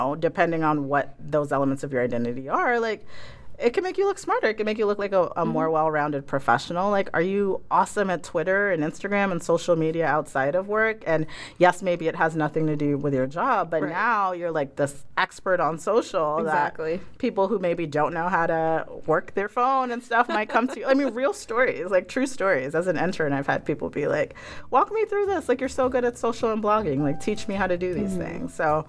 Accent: Ghana; now in United States; I, you know, am an African, first generation African-American in this country. I'm from Ghana.

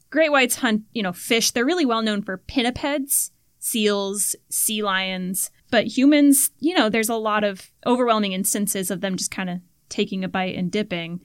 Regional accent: Florida, United States; growing up in Florida, oh you had these freshwater environments

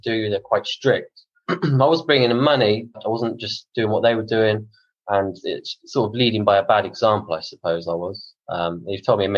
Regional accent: Bournemouth, South West England, United Kingdom; I was born in Bournemouth

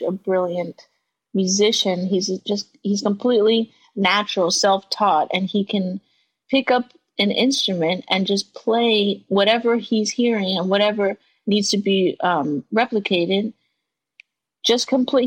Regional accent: New York, United States; living in New York, growing up in New York, listening to Hot 97.

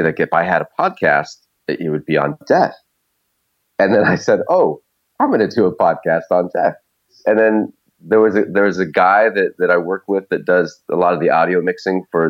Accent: Idaho, United States; moved away; also born or lived in Alaska; I was born in Idaho and spent some time in Alaska.

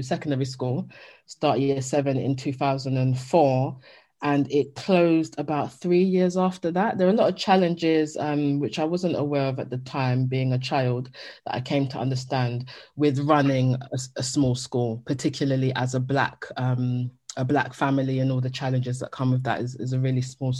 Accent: United Kingdom; the experience that we had within our households as Black British Jamaican children

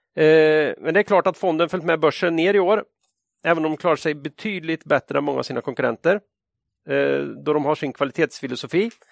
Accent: Sweden; som svensk

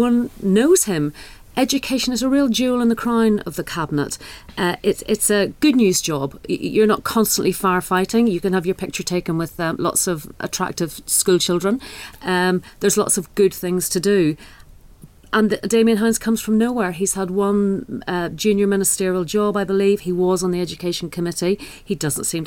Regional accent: Northern Ireland, United Kingdom; I'm from Northern Ireland, where there's a very different system

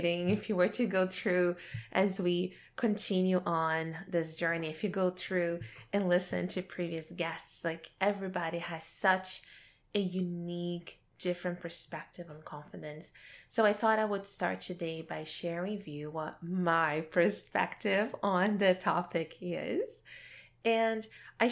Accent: Brazil; my growing up in Brazil

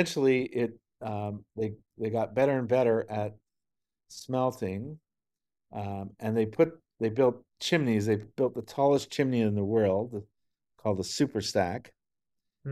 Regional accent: Sudbury, Ontario, Canada; moved away; my hometown in Sudbury

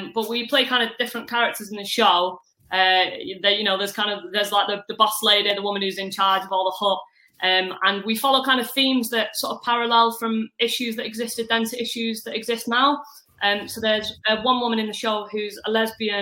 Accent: Manchester, North West England, United Kingdom; accent: northwestern twang; I'm from Manchester

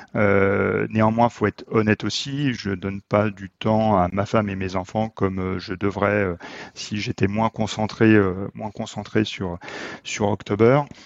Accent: Haute-Savoie, Auvergne-Rhône-Alpes, France; je viens de Haute-Savoie

